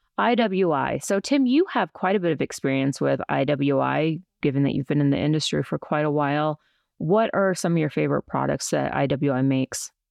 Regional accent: Colorado, United States; also born or lived in New York City; I'm from Colorado

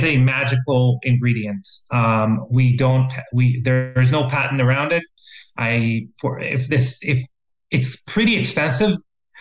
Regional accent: Israel; moved away; I'm from Israel originally. And when I was growing up, when we were going on field trips to the Dead Sea

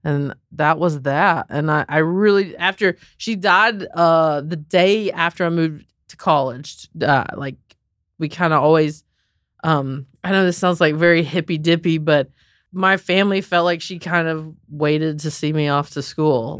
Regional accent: Southern, United States; accent: Southern; also born or lived in Raleigh, North Carolina; I'm, like, this Southern girl

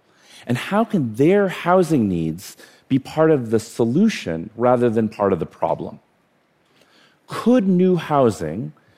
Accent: India; born there; So I was born in India. I have actually 50 first cousins.

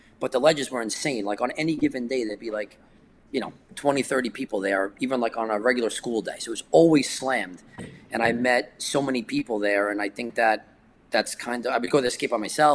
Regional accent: New York City, New York, United States; I was born in Brooklyn. I lived in Brooklyn.

